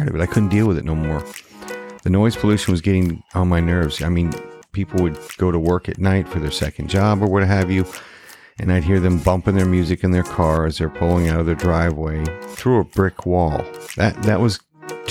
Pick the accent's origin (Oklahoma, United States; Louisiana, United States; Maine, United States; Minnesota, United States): Maine, United States; moved away as an adult; also born or lived in Georgetown, Texas; I relocated back to my home state of Maine.